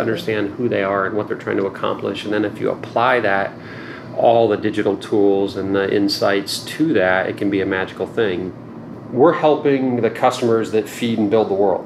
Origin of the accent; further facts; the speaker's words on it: rural Indiana, United States; moved away as an adult; also born or lived in Stanford, California; I did grow up in a small town in mm-hmm. rural Indiana